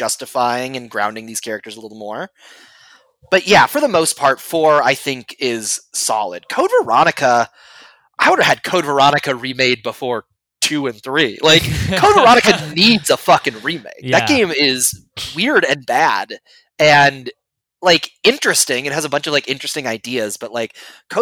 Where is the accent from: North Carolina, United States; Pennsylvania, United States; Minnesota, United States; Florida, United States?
Minnesota, United States; Maple Grove; growing up in Maple Grove, Minnesota